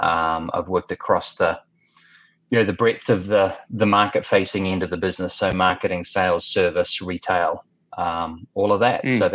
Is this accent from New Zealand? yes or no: yes; Waikato, New Zealand; now in Bangkok, Thailand; Well, I'm a New Zealander originally, out of town, New Zealand, Waikato Province. But I call home today Bangkok and Thailand.